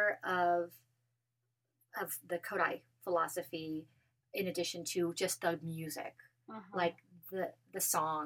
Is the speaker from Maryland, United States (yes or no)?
no; Colorado, United States; now in New Mexico, United States; I'm originally from Colorado, and so I was spending the summers a little bit in Colorado still.